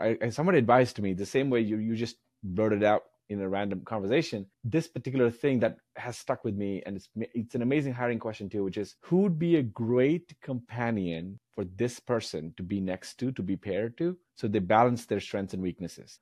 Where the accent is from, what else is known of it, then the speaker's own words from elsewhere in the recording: India; moved away as an adult; now in United States; I grew up in India, and, like, moving here